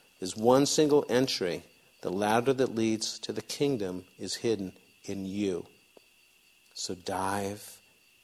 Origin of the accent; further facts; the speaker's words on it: outside of the Boston area, Massachusetts, United States; I grew up outside of the Boston area.